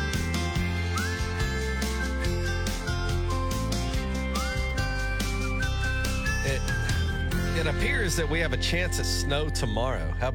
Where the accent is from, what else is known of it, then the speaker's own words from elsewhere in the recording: near Gulf Shores, Alabama, United States; moved away; I grew up near Gulf Shores, Alabama